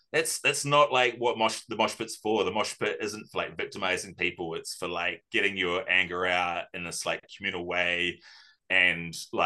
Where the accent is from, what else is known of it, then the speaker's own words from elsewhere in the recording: New Zealand; growing up in New Zealand